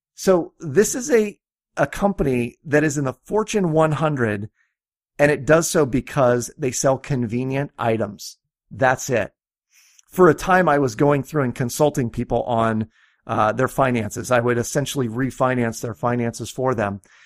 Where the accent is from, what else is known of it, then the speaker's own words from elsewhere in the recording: Iowa, United States; I'm from Iowa